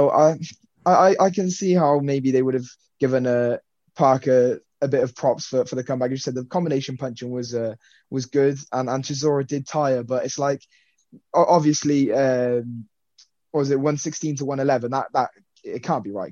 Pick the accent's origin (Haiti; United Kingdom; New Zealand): United Kingdom; I'm British